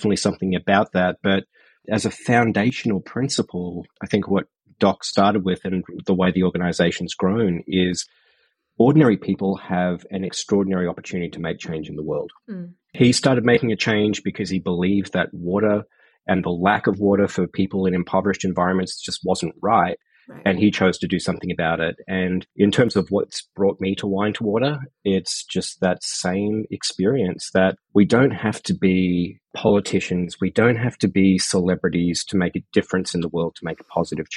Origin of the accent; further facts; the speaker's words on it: Brisbane, Queensland, Australia; moved away as an adult; I grew up in Brisbane in Queensland, Australia.